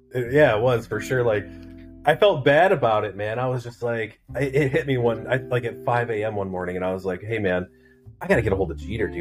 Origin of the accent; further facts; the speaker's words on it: Southern Wisconsin, Northern Illinois, United States; I grew up everywhere, man. Um, Northern Illinois, Southern Wisconsin